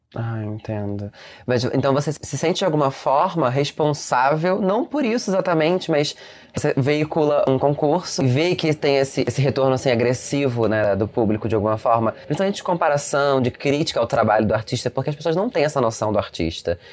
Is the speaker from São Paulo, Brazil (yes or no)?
no; Rio de Janeiro, Brazil; eu, por exemplo, sou do Rio de Janeiro